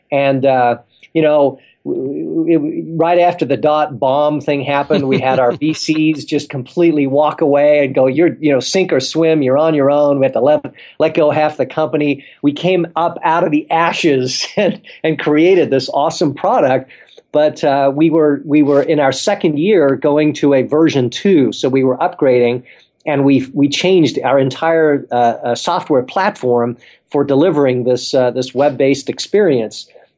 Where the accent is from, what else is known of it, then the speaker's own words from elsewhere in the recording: South Africa; also born or lived in England; now in United States; I was born in England, grew up in South Africa, and now live here in the States.